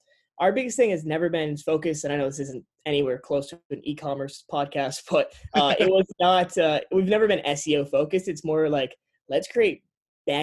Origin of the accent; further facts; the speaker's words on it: Connecticut, United States; moved away as an adult; also born or lived in Rhode Island; now in Miami, United States; we're from Connecticut originally